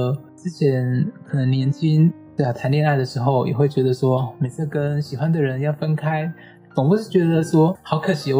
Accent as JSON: {"language": "Chinese", "region": "Kaohsiung", "country": "Taiwan", "tie": "born or raised there", "moved": "as an adult", "lives_now": "Taipei, Taiwan", "said": "只要回高雄，我家乡在高雄。"}